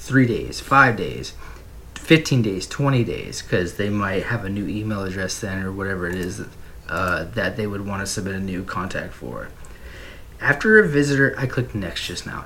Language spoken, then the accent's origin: English; United States; I'm from America